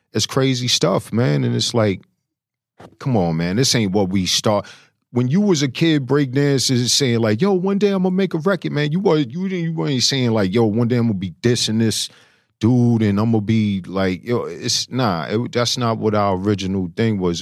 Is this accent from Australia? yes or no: no; New York City, New York, United States; I'm from Flush and Queens